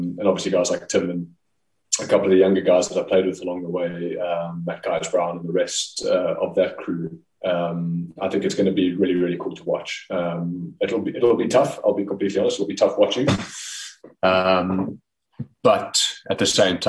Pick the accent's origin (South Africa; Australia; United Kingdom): South Africa; moved away as an adult; also born or lived in Pretoria, South Africa / Potchefstroom, South Africa; now in Netherlands; being a South African based overseas.